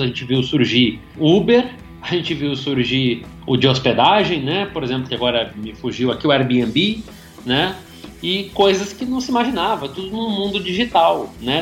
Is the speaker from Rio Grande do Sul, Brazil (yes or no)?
yes; Rio Grande do Sul, Brazil; moved away as an adult; also born or lived in Caxias do Sul; cidade do interior do Rio Grande do Sul, né, uma cidade de 30 mil habitantes